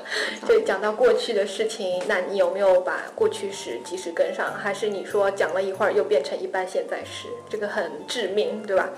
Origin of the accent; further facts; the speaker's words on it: China; 我是一个中国人的身份